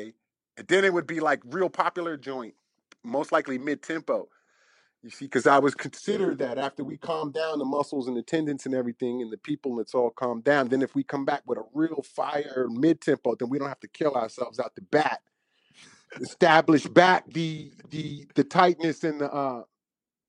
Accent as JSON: {"language": "English", "town": "Washington", "region": "District of Columbia", "country": "United States", "said": "I'm from Southeast DC, from the hood."}